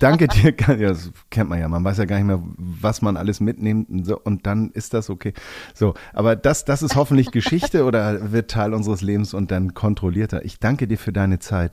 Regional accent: Hamburg, Germany; Ich bin ja auch Hamburger

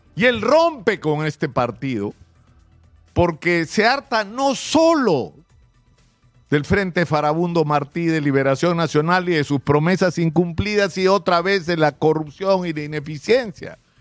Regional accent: Peru; los salvadoreños como los peruanos estamos hartos de los políticos

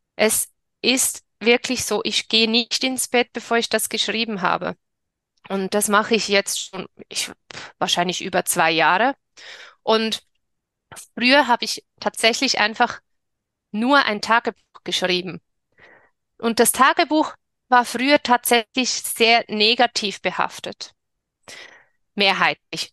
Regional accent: Switzerland; ich bin in der Schweiz geboren und lebe in der Schweiz

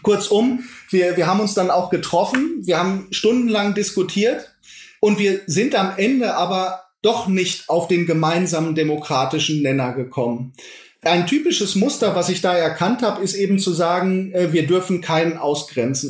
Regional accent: Iserlohn, North Rhine-Westphalia, Germany; moved away as an adult; now in Leipzig, Germany; Ich habe meine alte Heimat, das ist Iserlohn nach wie vor

